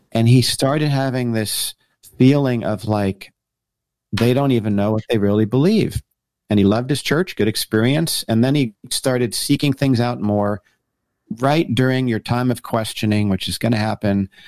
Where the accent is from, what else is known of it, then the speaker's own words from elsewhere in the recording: Paramus, New Jersey, United States; moved away as an adult; also born or lived in Colorado; born and raised in New Jersey, uh, person up in Paramus, New Jersey